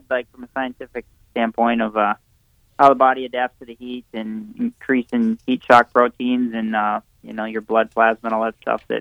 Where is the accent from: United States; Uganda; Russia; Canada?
United States; Millville, Minnesota; now in Cortez, United States; here in Cortez, Colorado, it's um, uh, it kind of reminds me of growing up in Millville.